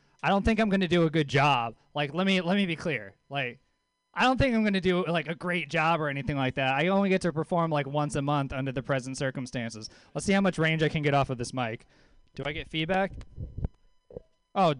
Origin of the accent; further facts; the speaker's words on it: Louisiana, United States; moved away; also born or lived in Mill Valley; I lived in Mill Valley for a little while. I'm from Louisiana originally